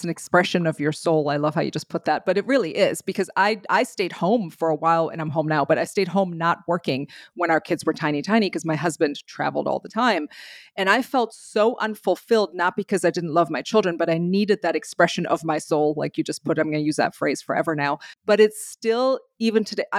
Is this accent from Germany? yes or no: yes; Germany; moved away; also born or lived in Belgium; I'm from Germany